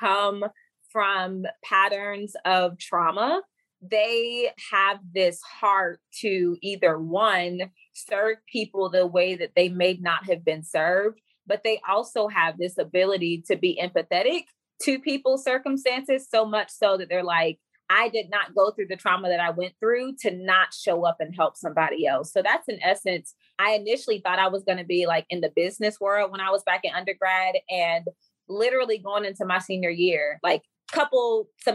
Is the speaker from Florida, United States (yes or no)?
yes; Florida, United States; now in Alabama, United States; I'm currently from Florida, but I live in Alabama.